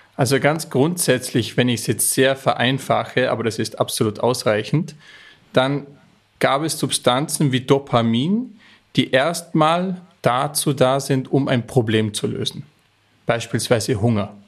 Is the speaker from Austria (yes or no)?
yes; Austria; stamme ich aus den Bergen Österreichs